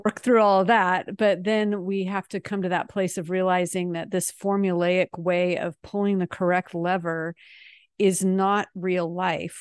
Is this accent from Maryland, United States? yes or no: no; Seattle, Washington, United States; moved away as an adult; also born or lived in France; now in North Texas, United States; we're actually from Seattle, but we are exiled in sweaty Texas right now